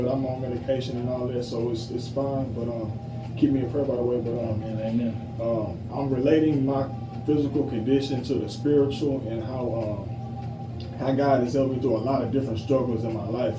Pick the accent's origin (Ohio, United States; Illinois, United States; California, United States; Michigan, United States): Illinois, United States; Joliet; the street that I grew up on in Illinois, and it's in Joliet.